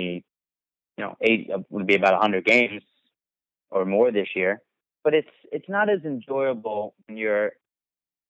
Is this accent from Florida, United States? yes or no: no; Philadelphia, Pennsylvania, United States; I grew up in Philadelphia